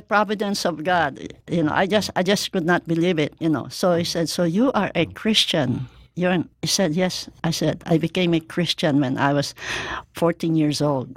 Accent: Mandaluyong, Metro Manila, Philippines; moved away; also born or lived in Hawaii; my hometown in Mandaluyong Rizal, Philippines

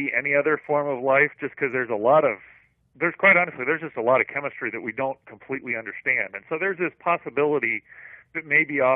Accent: Missouri and Iowa, Midwest, United States; now in California, United States; I grew up in Missouri and Iowa, and we've got very good soil for growing things

